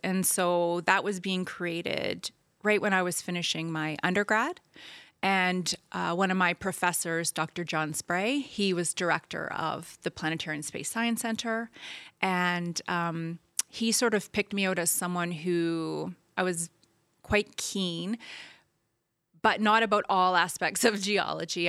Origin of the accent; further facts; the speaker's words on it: New Brunswick, Canada; I grew up in New Brunswick